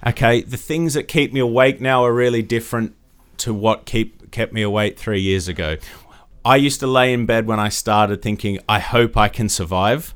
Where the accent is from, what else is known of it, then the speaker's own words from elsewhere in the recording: Australia; moved away; grew up in Australia, as you can probably tell from my accent